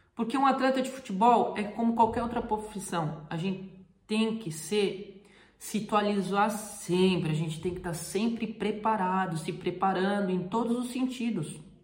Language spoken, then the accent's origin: Portuguese; Brazil; moved away as an adult; now in Europe; eu sou brasileiro